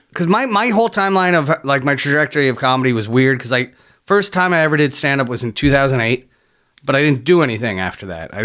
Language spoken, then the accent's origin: English; Niagara-on-the-Lake, Ontario, Canada; moved away; also born or lived in London, Ontario; I grew up in Niagara Lake. Just around the Golden Horseshoe from Hamilton.